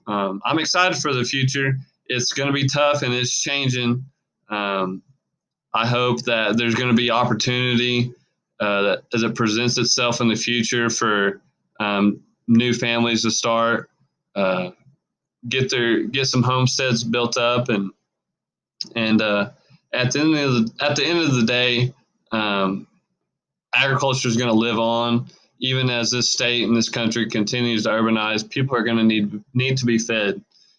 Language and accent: English; Hinton, Oklahoma, United States; born or raised there